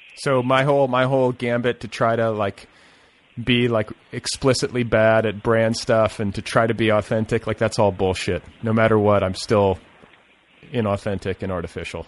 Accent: Indiana, United States; I'm from Indiana

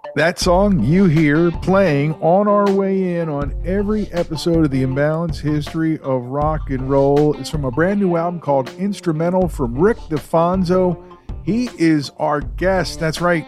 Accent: Philadelphia, Pennsylvania, United States; I grew up in Philly

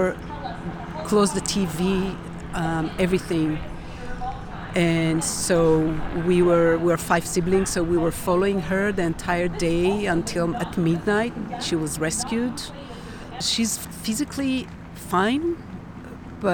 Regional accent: Nahal Oz, Southern District, Israel; moved away; I was raised and born in Kibbutz Nachal Oz

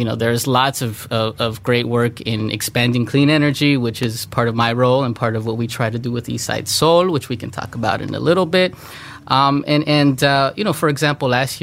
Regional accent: Los Angeles, California, United States; I grew up here on the East Side. A lot of imagery is familiar to myself and, you know, other Latinos, Latinas. I grew up in Southern California

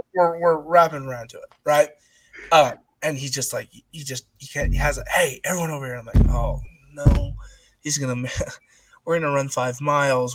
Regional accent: Utah, United States; moved away as an adult; now in Oregon, United States; growing up in Utah

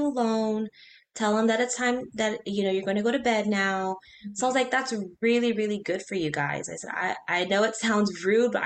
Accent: Corpus Christi, Texas, United States; also born or lived in Beaumont, Texas; So we're born and raised in Corpus, moved to Beaumont for work

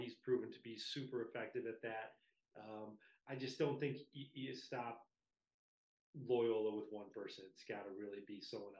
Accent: New Lenox, Illinois, United States; Lincoln Way West, obviously my hometown

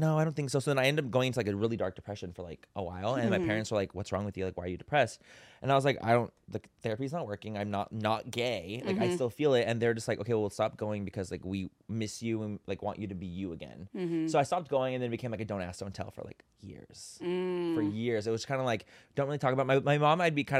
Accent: San Diego, California, United States; San Diego.

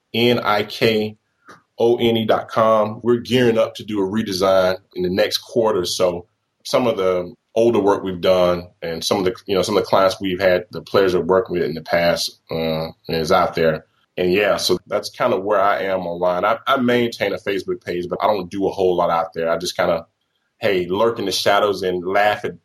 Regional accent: Mississippi, United States; moved away; I'm originally from Mississippi

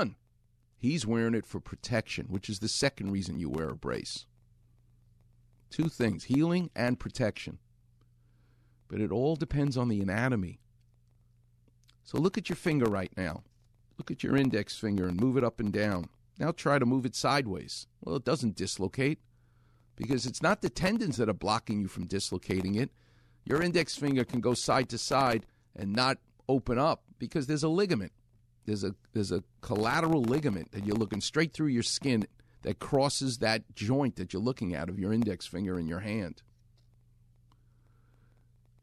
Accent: New York, United States; now in Los Angeles, United States; He and I grew up together in New York

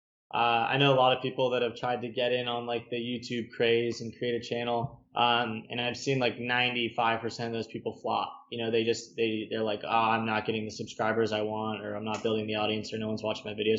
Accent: Hollywood, Florida, United States; So I grew up in South Florida, like Hollywood, which is between Fort Lauderdale and Miami, but I just tell everyone I'm from Fort Lauderdale

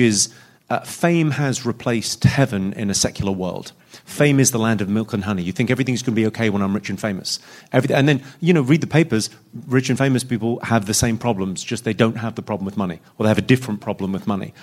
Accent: United Kingdom; a British man

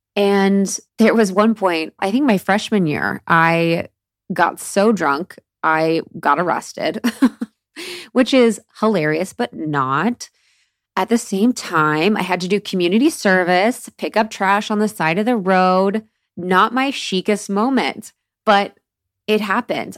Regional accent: Midwest, United States; moved away; I was born in the Midwest, which is definitely an area for drinkers

